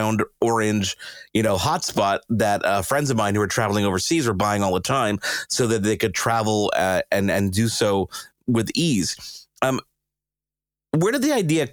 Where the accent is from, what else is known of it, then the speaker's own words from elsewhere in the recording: Canada; I felt like we were being throttled as a Canadian